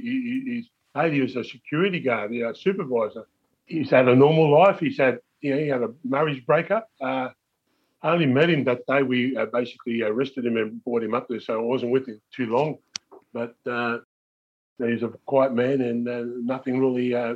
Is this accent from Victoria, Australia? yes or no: no; Wollongong, New South Wales, Australia; I lived there all my life. I know what was up there. I've lived in this area all my life. And Prairie Meadow and Balgownie is an area